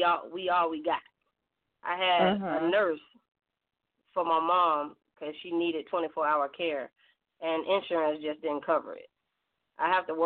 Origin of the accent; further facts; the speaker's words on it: Mulberry, Florida, United States; I'm from Florida, near Tampa. It's a small town called Mulberry. It got 5 lights.